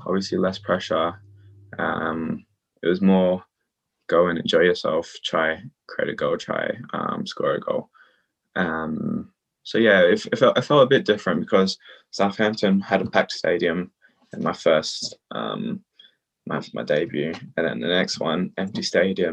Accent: Australia; now in London, United Kingdom; I play for England and Australia, but I grew up in Australia.

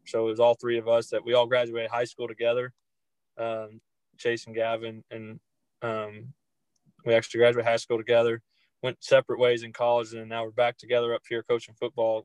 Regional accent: Greenbrier, Arkansas, United States; moved away as an adult; now in Pattonsburg, United States; I grew up in a town called Greenbrier, Arkansas

